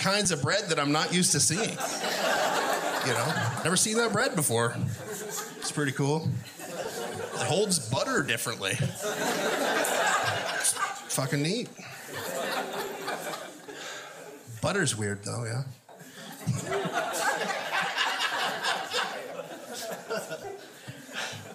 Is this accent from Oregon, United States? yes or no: yes; Oregon, United States; now in Portland, United States; I grew up in Linn County, Oregon